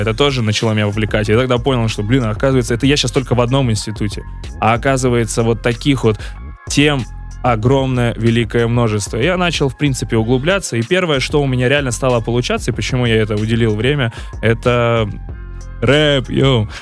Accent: Saint Petersburg, Russia; я вообще-то родом из Питера

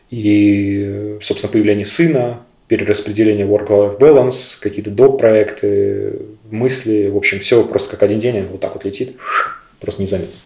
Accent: Sestroretsk, Saint Petersburg, Russia; Я прям вырос в Сестрорецке

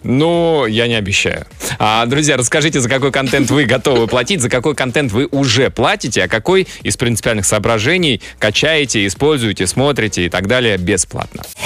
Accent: Russia; я, я россиянин

